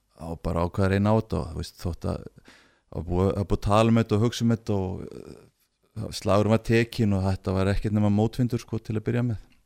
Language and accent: Icelandic; Akureyri, Northeastern Region, Iceland; moved away as an adult; also born or lived in Göppingen; kem frá Akureyri